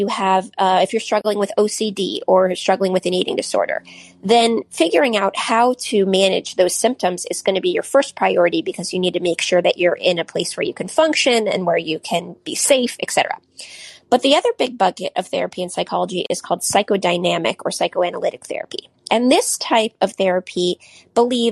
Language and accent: English; Silicon Valley, California, United States; I grew up in Silicon Valley